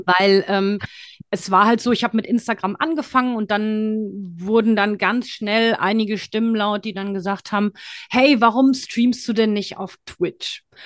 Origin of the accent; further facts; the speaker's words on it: Frankfurt, Hesse, Germany; also born or lived in Thailand; gebürtige Frankfurterin